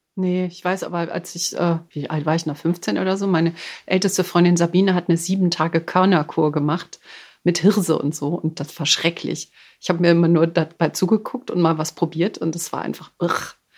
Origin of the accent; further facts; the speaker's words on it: Düsseldorf, North Rhine-Westphalia, Germany; ich bin gebürtige Düsseldorferin, bin in Hochtal groß geworden, in der Nähe von Düsseldorf.